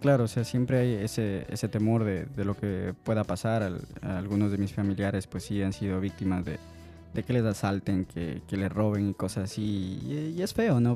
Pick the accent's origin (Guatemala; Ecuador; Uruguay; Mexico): Ecuador; moved away; soy ecuatoriano